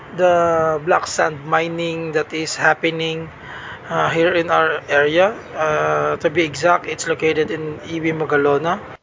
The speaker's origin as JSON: {"language": "English", "town": "Silay", "region": "Negros Occidental", "country": "Philippines", "said": "I'm from uh, Silay City, uh, Bacolod, Philippines"}